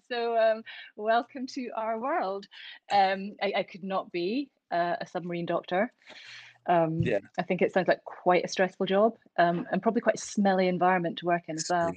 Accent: Glasgow, Scotland, United Kingdom; now in Edinburgh, United Kingdom; I grew up in Glasgow, and when I was 18, I moved to Edinburgh to start university, and I've never left

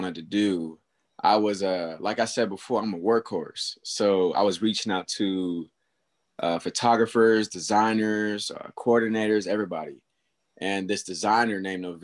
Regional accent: Stockton, California, United States; moved away as an adult; now in Turlock, United States; So I'm born and raised in Stockton, California.

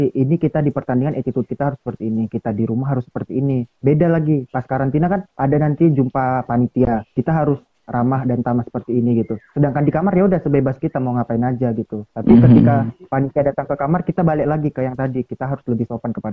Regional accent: Padang Sidempuan, North Sumatra, Indonesia; saya kan dari Sidimpuan hmm. saya pergi ke Siantar gini

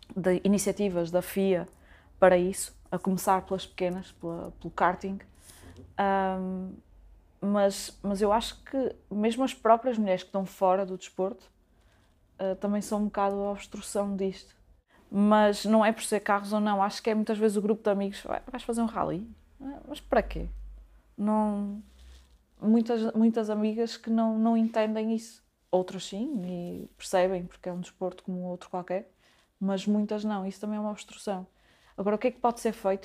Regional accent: Braga, Norte, Portugal; moved away as an adult; now in Vila do Conde, Portugal; Sou natural de Braga, apesar de neste momento estar a viver em Vila do Conde

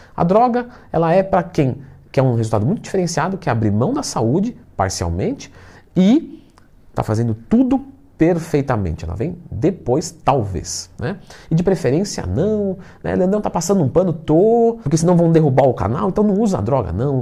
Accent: São Paulo, Brazil; eu sou paulista

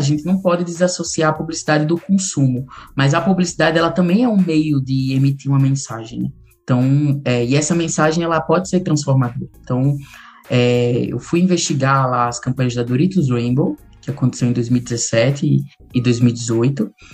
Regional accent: Macau, Rio Grande do Norte, Brazil; also born or lived in Guamaré, Rio Grande do Norte; eu sou do interior do Rio Grande do Norte, de Macau, né, nasci lá, depois fui morar em Guamaré

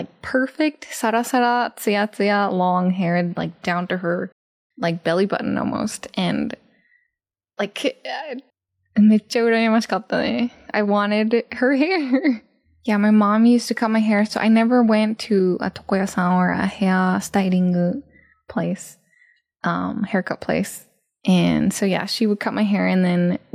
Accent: Japan; I grew up in Japan being a hahu, like half Japanese, half American

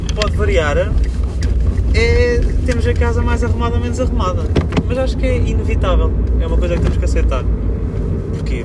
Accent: Coimbra, Centro, Portugal; sou de Coimbra, não sei se vocês estão a par, mas a minha cidade está cheia de obras

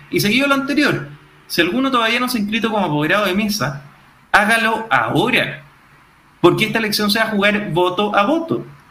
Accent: Chile

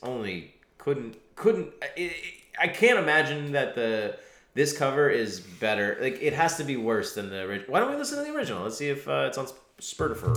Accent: United States; moved away; I'm American.

